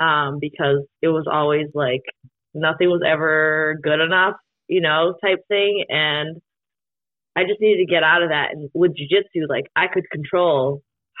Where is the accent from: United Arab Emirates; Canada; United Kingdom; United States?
United States; Hudson, Massachusetts; moved away as an adult; growing up back home, I graduated from, I'm from Hudson, Mass. So I graduated Hudson High